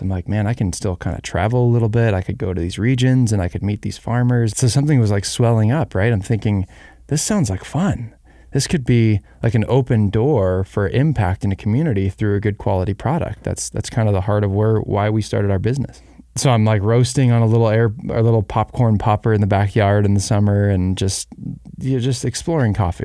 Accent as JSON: {"language": "English", "region": "Arizona", "country": "United States", "tie": "born or raised there", "said": "We were raised in Arizona"}